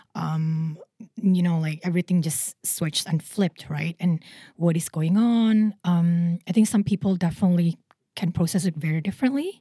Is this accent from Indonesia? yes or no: yes; Indonesia; now in Singapore; I'm originally from Indonesia